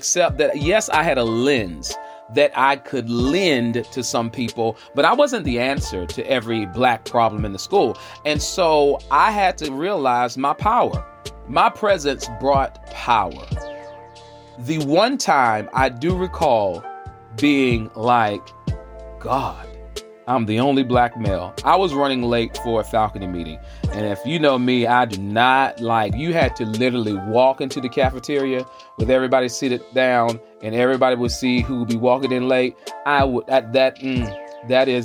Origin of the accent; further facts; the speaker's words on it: the South, United States; moved away as an adult; First of all, I came from the South